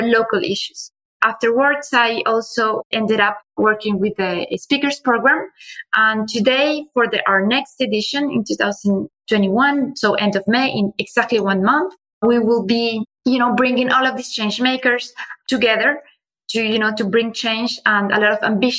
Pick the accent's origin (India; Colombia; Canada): Colombia; moved away as an adult; also born or lived in Finland / China; now in France; I grew up in Colombia.